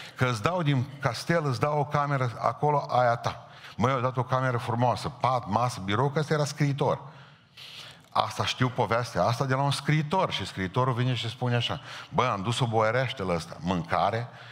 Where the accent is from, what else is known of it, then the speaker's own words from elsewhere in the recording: Romania; La noi, la România